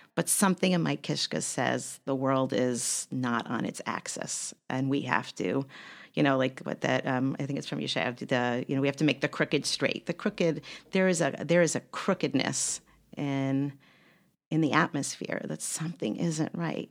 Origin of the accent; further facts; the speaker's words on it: United States; also born or lived in Zagreb, Croatia; I'm fourth generation American on my mother's side.